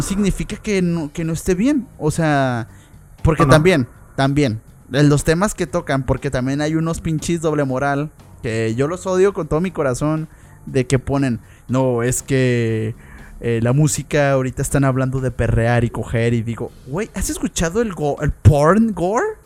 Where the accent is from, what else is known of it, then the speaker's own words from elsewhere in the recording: Mexico; los mexicanos que somos